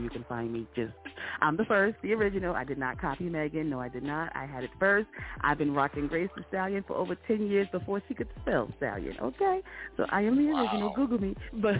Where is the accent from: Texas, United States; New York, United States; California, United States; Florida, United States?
New York, United States; now in Atlanta, United States; I'm from New York.